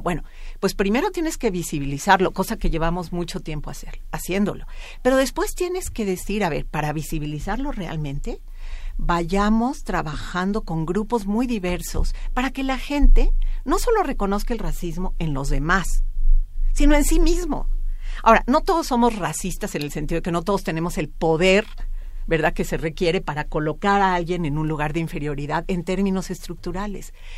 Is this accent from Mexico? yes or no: yes; Mexico